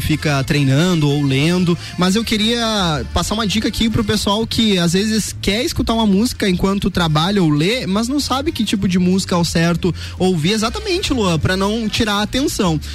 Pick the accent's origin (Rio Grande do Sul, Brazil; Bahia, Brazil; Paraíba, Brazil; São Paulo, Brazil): Rio Grande do Sul, Brazil; metropolitan region near Porto Alegre; moved away as an adult; eu vim do Rio Grande do Sul aqui e faz quatro anos